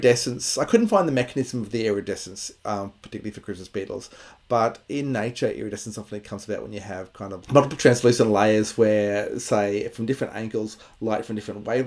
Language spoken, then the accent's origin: English; Bundaberg, Queensland, Australia; I grew up in Bundaberg